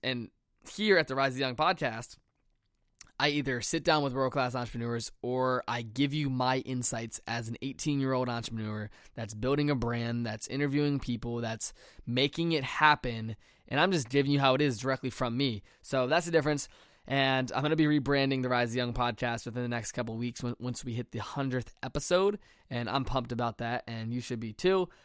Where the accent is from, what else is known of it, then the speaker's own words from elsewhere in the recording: Chesterfield County, Virginia, United States; I am in my hometown of Chesterfield County, Virginia